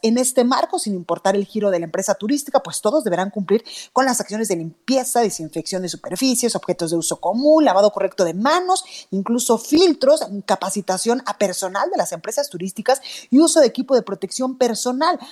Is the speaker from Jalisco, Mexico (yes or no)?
yes; Guadalajara, Jalisco, Mexico; now in Mexico City, Mexico; en Guadalajara, Jalisco, en mi tierra